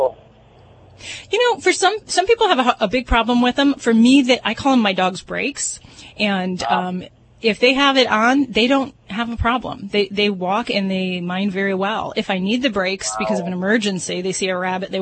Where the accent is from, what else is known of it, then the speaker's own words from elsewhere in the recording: Las Vegas, Nevada, United States; I'm from Vegas